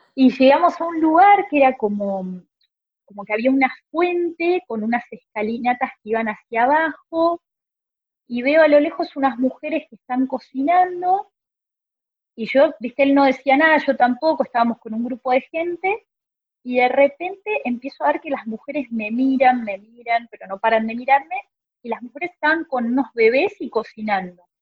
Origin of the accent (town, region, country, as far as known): Argentina